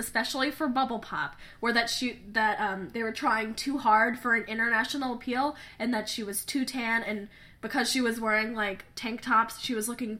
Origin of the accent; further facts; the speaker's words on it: United States; we realize that we're not from South Korea, so it might, coming from American perspective